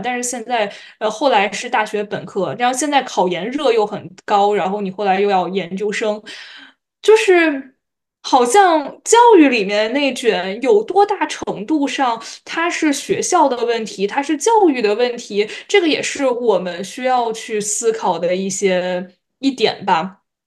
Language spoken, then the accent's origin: Chinese; China; 我们像中国这样的发展中国家